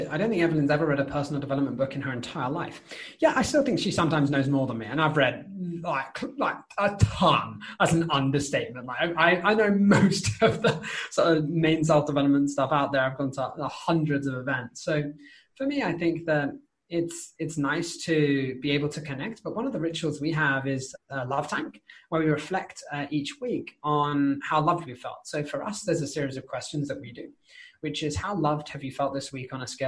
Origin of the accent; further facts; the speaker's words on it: United Kingdom; as a British person, right, it is polite to finish everything on your plate because we're British